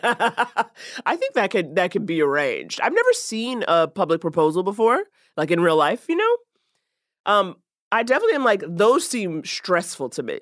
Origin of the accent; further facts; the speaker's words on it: New York, United States; moved away; I'm from New York